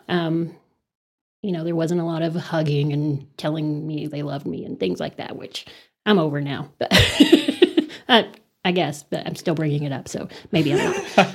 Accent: Amarillo, Texas, United States; also born or lived in Los Angeles, United States; I was born and raised in Amarillo, actually right outside of Amarillo in Rolling Hills

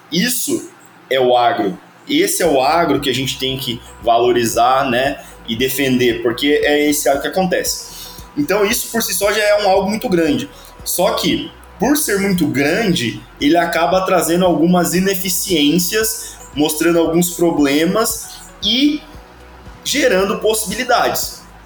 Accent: Avaré, São Paulo, Brazil; eu sou paulista do interior lá de São Paulo, uma cidadezinha que se chama Avaré

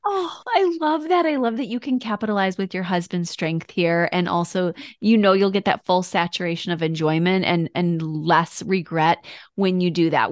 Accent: Michigan, United States; now in Florida, United States; I grew up in Michigan

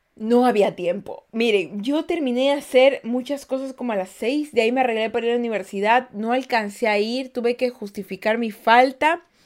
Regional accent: Guayaquil, Guayas, Ecuador; yo soy de Guayaquil, Ecuador

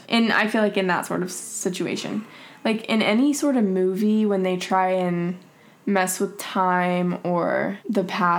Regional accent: Georgia, United States; moved away as an adult; also born or lived in Kentucky / Virginia / Utah; now in Los Angeles, United States; was born in Kentucky, and then we moved to Virginia, and then my brother and sister were born in Virginia, and then we moved to Georgia, and that's where I pretty much grew up my whole life, and then I went to school in Utah

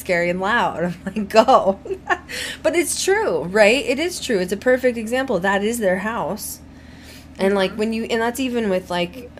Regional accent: Colorado, United States; growing up in Colorado, you're into hiking

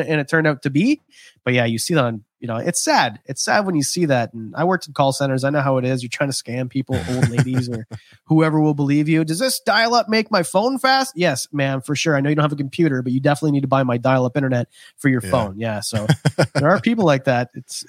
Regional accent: Canada; I'm Canadian. That was the craziest thing I've ever heard.

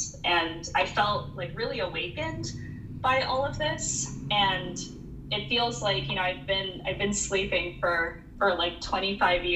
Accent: United States; I have a role as a Filipino American that is now living in America

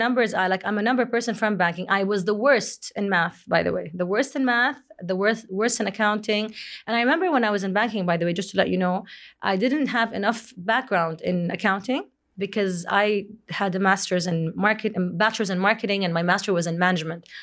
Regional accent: Jeddah, Makkah Province, Saudi Arabia; moved away as an adult; also born or lived in Kuwait / Boston; in February, I moved back to Jeddah from Kuwait after being there for almost six years

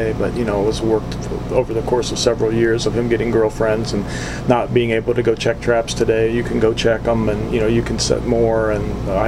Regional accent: Columbus, Ohio, United States; moved away as an adult; also born or lived in Upper Peninsula, Michigan; I grew up in Columbus, Ohio, so I went to school in Columbus

